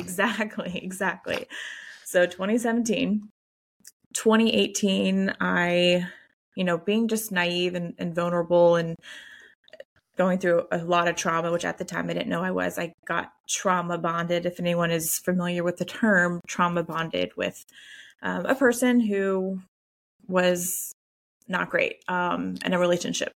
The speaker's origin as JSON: {"language": "English", "region": "the Bible Belt", "country": "United States", "said": "we're from the Bible Belt"}